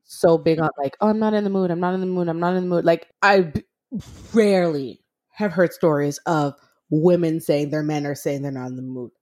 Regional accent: Montreal, Quebec, Canada; moved away as an adult; now in Toronto, Canada; I'm originally from Montreal. I had moved to Toronto

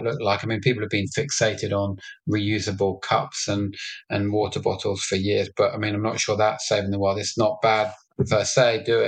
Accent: London, United Kingdom; I was born in London and raised in London

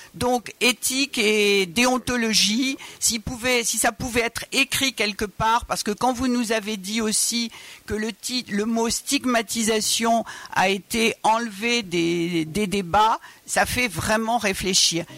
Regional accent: Georgia; French is a second language; now in France; je viens de Georgie, d'origine arménienne.

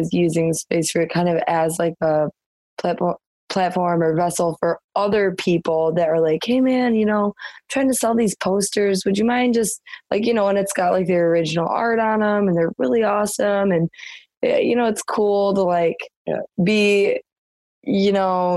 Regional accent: Michigan, United States; born or raised there

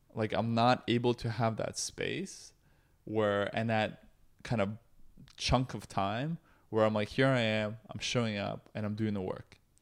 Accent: Toronto, Ontario, Canada; also born or lived in Russia; I'm an immigrant from Russia who grew up in Canada

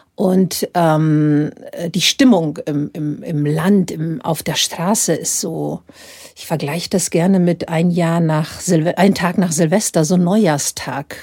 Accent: Dubrovnik, Dubrovnik-Neretva County, Croatia; moved away as an adult; now in Munich, Germany; in Dubrovnik, wo ich aufgewachsen bin

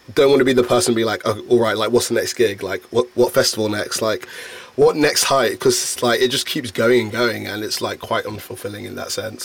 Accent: London, United Kingdom; being born and bred in London

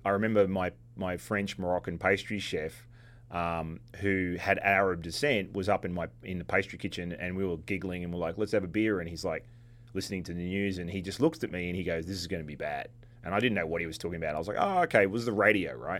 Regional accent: Australia; now in New York, United States; Being Australian and, and living in New York for a while

